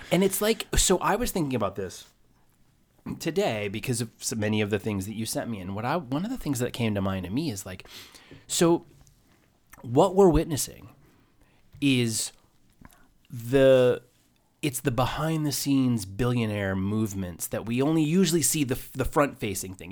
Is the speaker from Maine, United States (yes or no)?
yes; Maine, United States; moved away; I grew up in Maine